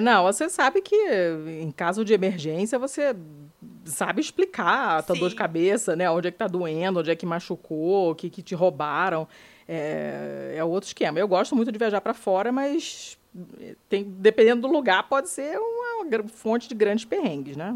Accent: Brazil

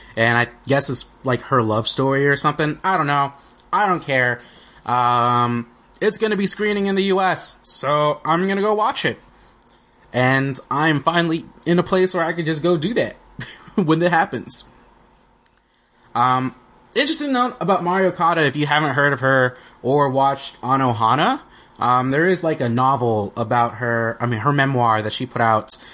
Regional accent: United States; we're American

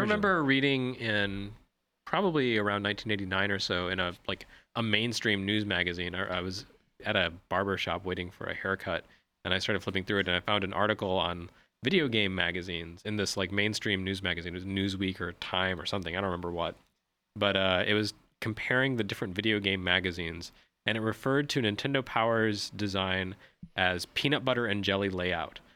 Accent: Lubbock, Texas, United States; I grew up in Lubbock, Texas, which, uh, was actually a headquarters of Texas Instruments

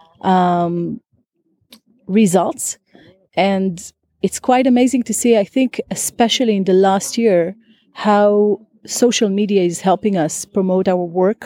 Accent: Israel; I'm from Israel

